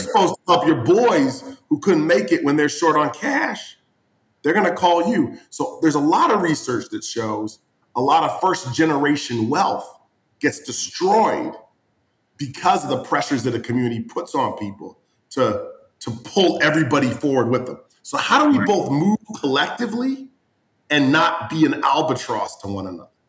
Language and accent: English; New England, United States; I didn't grow up in Miami. I grew up in New England